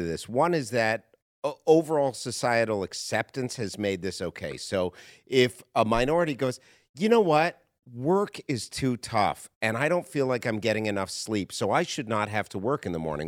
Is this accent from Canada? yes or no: yes; Canada; moved away as an adult; now in United States; I come from Canada originally. I, I moved here from Canada ten years ago.